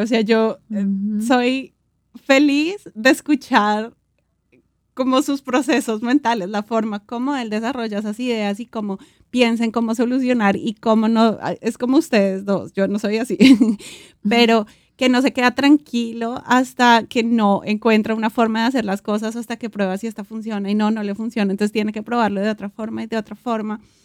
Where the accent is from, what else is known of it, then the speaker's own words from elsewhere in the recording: Colombia; nosotros como colombianos